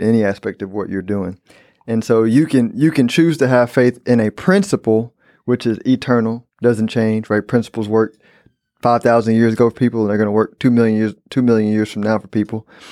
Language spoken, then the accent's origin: English; Houston, Texas, United States; I'm from Houston, born and raised.